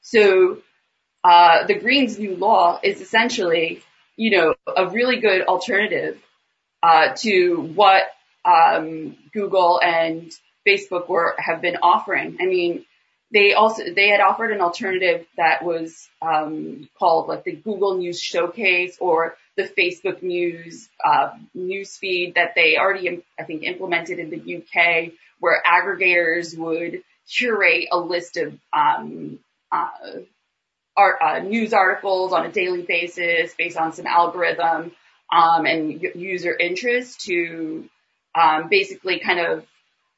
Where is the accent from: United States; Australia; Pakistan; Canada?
Australia; we as Australians